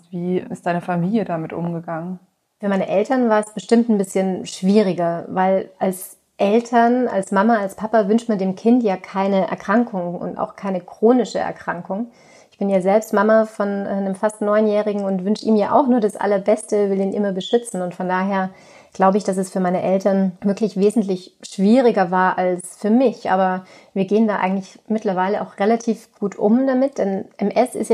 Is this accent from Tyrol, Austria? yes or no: yes; Tyrol, Austria; now in Germany; Ursprünglich komme ich aus Tirol und da sitze ich übrigens jetzt gerade auch in meinem alten Kinderzimmer und schaue hier schön auf das Kitzbühler Horn.